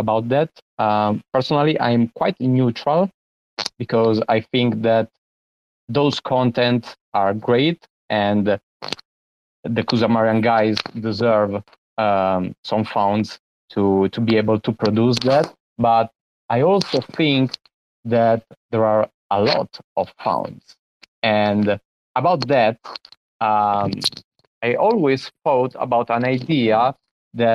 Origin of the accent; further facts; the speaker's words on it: Italy; from Italy